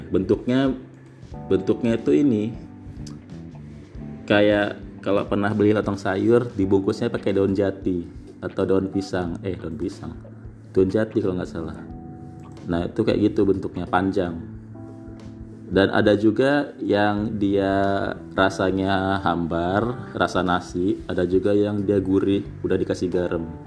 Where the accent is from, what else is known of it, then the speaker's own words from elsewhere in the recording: Krui, Lampung, Indonesia; nah ini masakan khas dari kampung saya dari Kroy